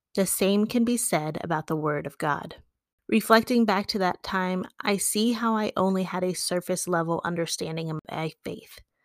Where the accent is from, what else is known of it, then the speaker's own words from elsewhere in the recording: West Virginia, United States; my true blue and gold West Virginia side comes out